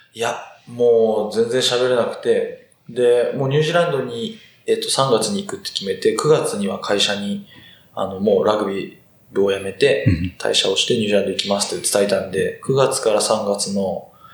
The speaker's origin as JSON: {"language": "Japanese", "town": "Kitakyushu", "region": "Fukuoka", "country": "Japan", "tie": "born or raised there", "said": "福岡県北九州市出身です。なんで地元が福岡県"}